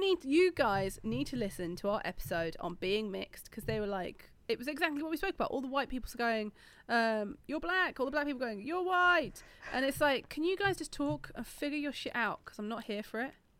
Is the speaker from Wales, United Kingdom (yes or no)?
no; Yorkshire and the Humber, United Kingdom; I'm not from South London, I'm from Yorkshire